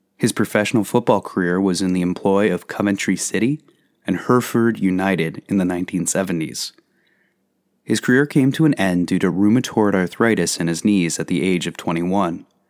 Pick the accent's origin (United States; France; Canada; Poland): Canada; Canada, my home country